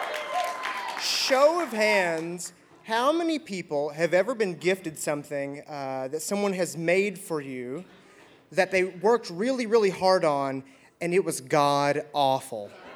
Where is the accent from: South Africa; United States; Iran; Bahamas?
United States; Shepherdsville, Kentucky; I'm from Shepherdsville